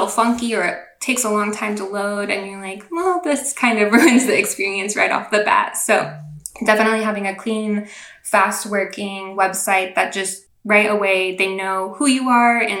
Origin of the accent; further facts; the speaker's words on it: Seattle, Washington, United States; moved away as an adult; now in North Carolina, United States; I'm actually from the Seattle area. That's where I grew up.